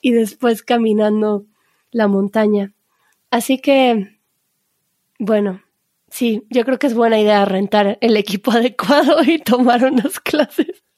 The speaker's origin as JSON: {"language": "Spanish", "country": "Mexico", "said": "como buenos mexicanos"}